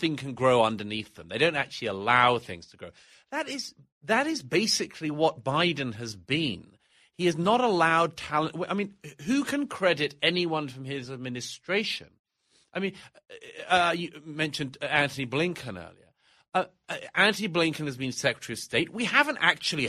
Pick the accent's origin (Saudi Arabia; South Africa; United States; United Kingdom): United Kingdom; accent: British; moved away; My own country of origin is Great Britain, as you know from my accent